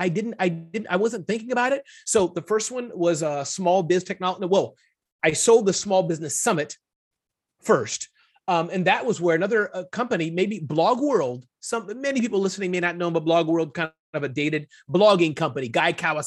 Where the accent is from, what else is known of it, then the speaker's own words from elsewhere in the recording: New York City, New York, United States; moved away; also born or lived in Ohio / New Jersey; Born in the Midwest, state of Ohio, but much of my existence has been raised in the New York area, Brooklyn.